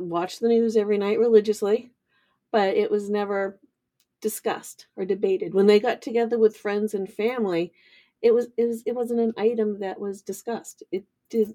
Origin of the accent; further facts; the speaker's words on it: Kittery, Maine, United States; I grew up in Admiralty Village in Kittery